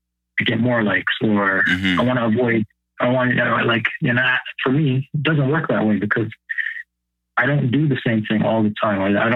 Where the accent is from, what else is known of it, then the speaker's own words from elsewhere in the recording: Windsor, Ontario, Canada; So my background is, I'm Canadian, born in Canada, born in Windsor, Ontario. My father is from Windsor, Chatham area. His ancestors came to Canada many, many generations ago. They settled here. They came up through the Underground Railroad.